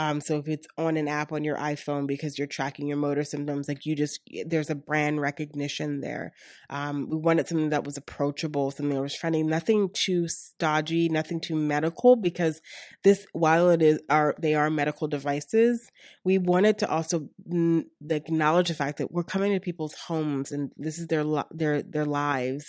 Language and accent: English; Baltimore, Maryland, United States; moved away as an adult; also born or lived in Atlanta; now in Pittsburgh, United States; I'm originally from Baltimore, and most of my family resides still in Baltimore.